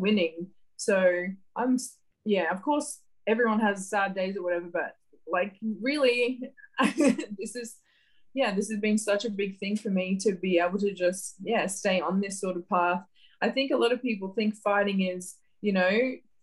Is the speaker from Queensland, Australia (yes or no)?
yes; Gladstone, Queensland, Australia; I grew up in a small town called Gladstone, central Queensland